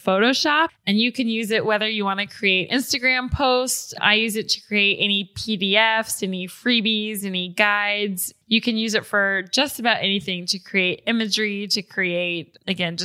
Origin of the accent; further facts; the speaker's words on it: Atlanta, Georgia, United States; I am from Atlanta, which is a really special place in terms of hip hop music, in terms of rappers